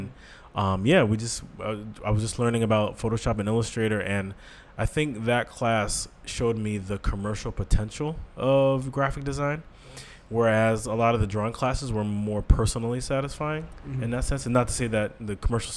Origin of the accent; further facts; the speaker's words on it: Saratoga Springs, New York, United States; I am originally from Saratoga Springs, New York